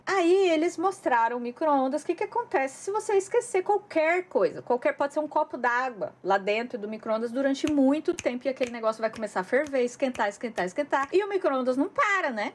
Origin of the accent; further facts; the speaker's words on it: Brazil; now in Japan; a gente cresceu no Brasil